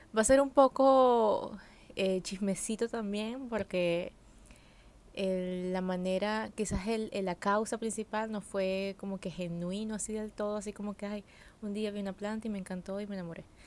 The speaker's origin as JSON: {"language": "Spanish", "country": "Venezuela", "tie": "born or raised there", "said": "yo crecí en un pueblo, en Venezuela"}